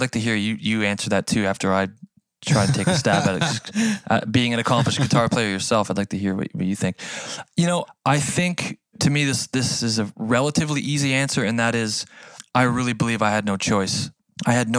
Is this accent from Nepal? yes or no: no; Canada; accent: Canadian; As a Canadian kid